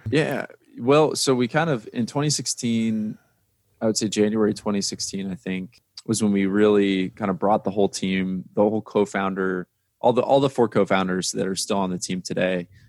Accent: Indiana, United States; I'm from Indiana

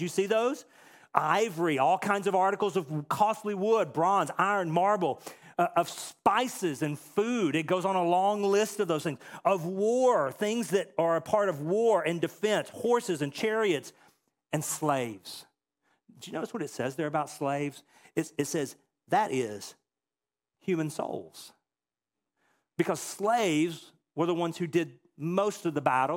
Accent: a little town just outside of Dallas, Texas, United States; moved away; I grew up in a little town just outside of Dallas, Texas

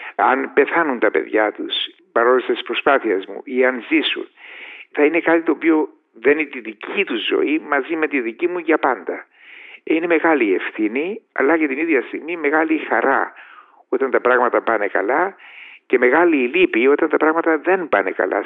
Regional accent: Paphos, Paphos District, Cyprus; moved away as an adult; now in England, United Kingdom; πηγαίνω στην Κύπρο, στην Πάφο, διότι περνώ έξω από το σπίτι μου που δεν υπάρχει πλέον

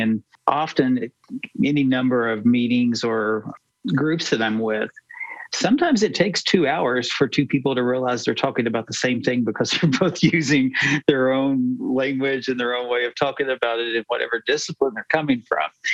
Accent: United States; I was born in America, I grew up in America

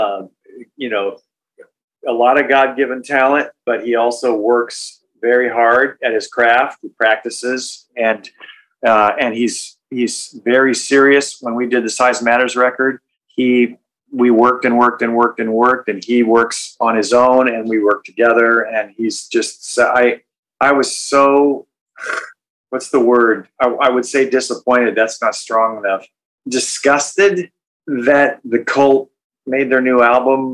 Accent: Oregon, United States; moved away; I'm a hick from Oregon

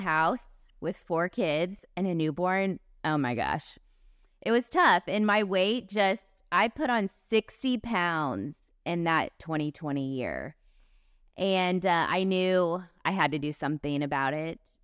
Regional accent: Kansas City, Missouri, United States; I grew up in Kansas City, Missouri.

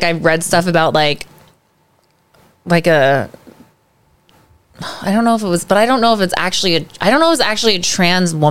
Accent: New York City, New York, United States; my parents, because like they're from Chelsea, like, and that's where I grew up

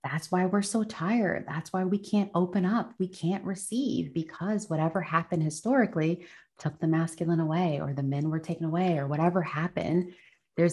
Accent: United States; I'm American

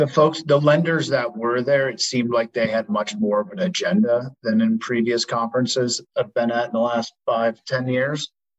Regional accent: Midwest, United States; I'm a Midwesterner, so I love talking about weather.

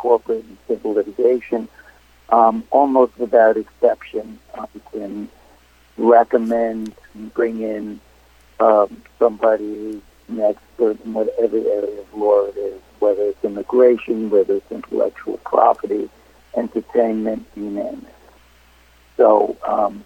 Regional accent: New York City, New York, United States; born and raised in Brooklyn, Brooklyn College, NYU Law School.

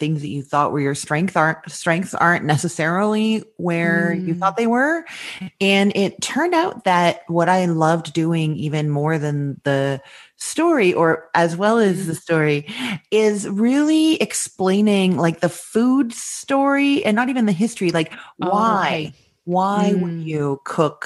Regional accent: Winnipeg, Manitoba, Canada; moved away as an adult; also born or lived in Toronto, Canada; now in Orlando, United States; I grew up in Winnipeg, Manitoba

